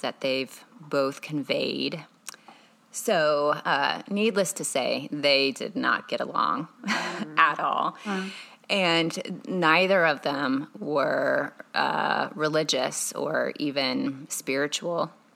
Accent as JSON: {"language": "English", "town": "Carmel", "region": "Indiana", "country": "United States", "tie": "born or raised there", "also_born_or_lived": "Chicago, Illinois", "said": "I was born in Chicago, Illinois, and then when I was three, I grew up in Carmel, Indiana"}